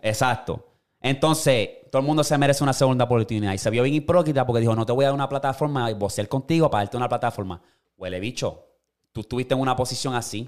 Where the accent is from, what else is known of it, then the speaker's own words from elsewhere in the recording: Puerto Rico; moved away as an adult; also born or lived in United States; yo me crié en Puerto Rico